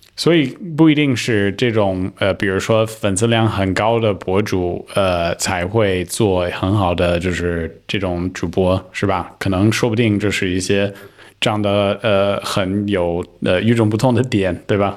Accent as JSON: {"language": "Chinese", "country": "United States", "second_language": "Chinese", "moved": "yes", "said": "作为一个美国人"}